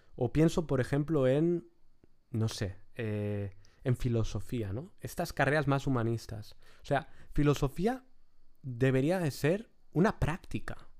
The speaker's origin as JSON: {"language": "Spanish", "town": "Lloret de Mar", "region": "Catalonia", "country": "Spain", "tie": "born or raised there", "said": "mi pueblo, de Lloret de Mar"}